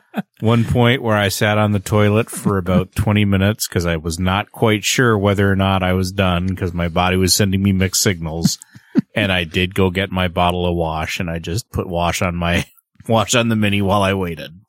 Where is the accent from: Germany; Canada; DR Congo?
Canada; And I am the Canadian.